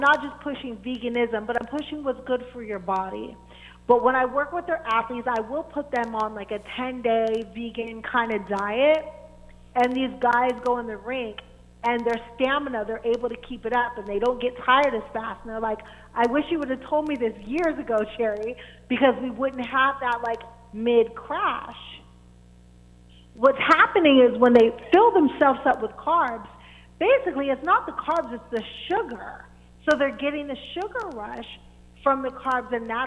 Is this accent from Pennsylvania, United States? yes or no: yes; Pittsburgh, Pennsylvania, United States; I'm from Pittsburgh